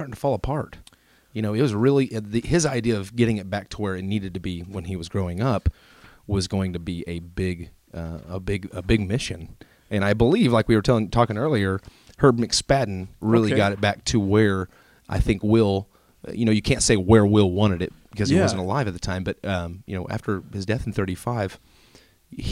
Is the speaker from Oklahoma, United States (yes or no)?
yes; Tulsa, Oklahoma, United States; I was born at Hillcrest in Tulsa